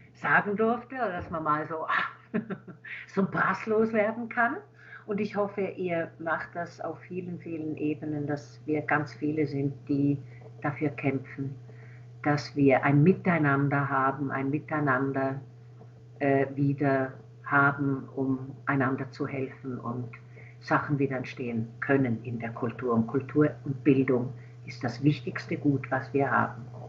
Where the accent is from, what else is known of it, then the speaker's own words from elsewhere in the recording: Switzerland; now in Berlin, Germany; Als Schweizerin kann ich ja ein, also konnte ich einreisen